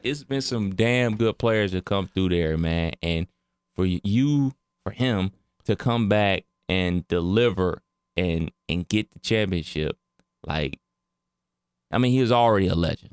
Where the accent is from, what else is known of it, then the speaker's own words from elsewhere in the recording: Cleveland, Ohio, United States; my hometown of Cleveland, Ohio